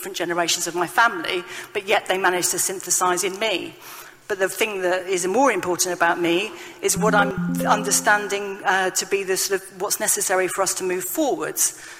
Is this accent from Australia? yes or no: no; United Kingdom; I am a Brit, but my Britishness is constituted of Irishness, Scottishness, Welshness.